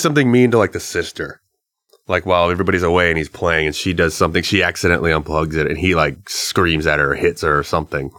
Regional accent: the South, United States; We're from the South.

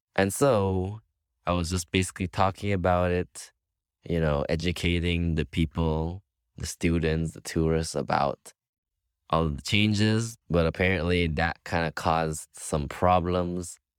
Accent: Belize; moved away as an adult; now in Cuba; I am from Belize. I have Taiwanese parents

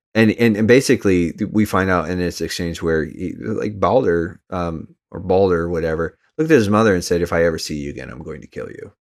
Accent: United States; I'm just American

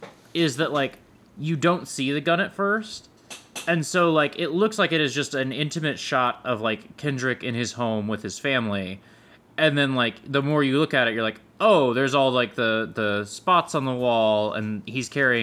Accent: New York, United States; I'm from New York. Fuck you.

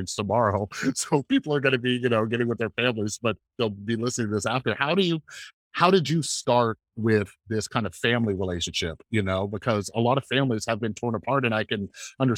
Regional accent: West Coast, United States; I'm from the West Coast

